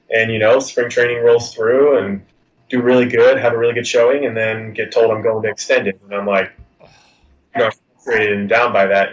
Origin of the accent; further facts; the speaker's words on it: California, United States; growing up in California my whole life